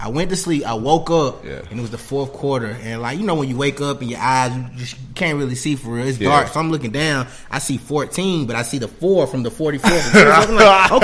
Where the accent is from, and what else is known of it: Tuscaloosa, Alabama, United States; born or raised there